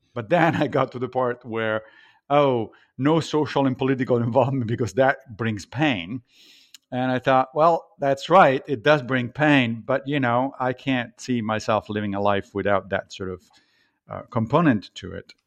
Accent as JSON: {"language": "English", "town": "Rome", "region": "Lazio", "country": "Italy", "tie": "born or raised there", "moved": "as an adult", "lives_now": "Brooklyn, New York, United States", "said": "I grew up in Italy, in Rome"}